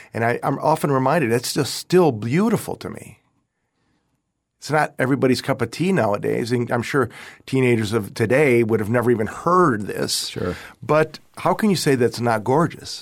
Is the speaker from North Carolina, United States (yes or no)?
no; Rochester, New York, United States; moved away as an adult; also born or lived in Austin, Texas; now in Florida, United States; my parents came here uh, in 1950. 55 from Italy. Uh, and I was born in Rochester, New York